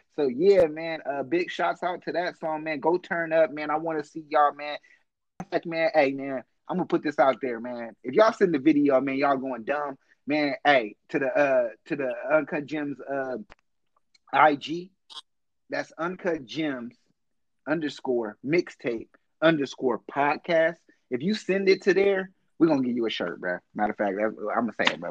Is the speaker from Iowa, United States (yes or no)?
no; Oakland, California, United States; I'm from East Oakland